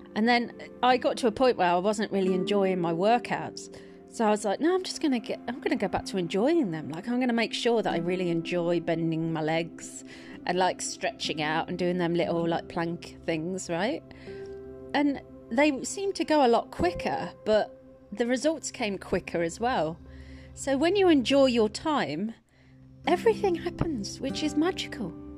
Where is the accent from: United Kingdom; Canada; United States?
United Kingdom; moved away as an adult; also born or lived in Twickenham; I'm from the Midlands and I moved to Twickenham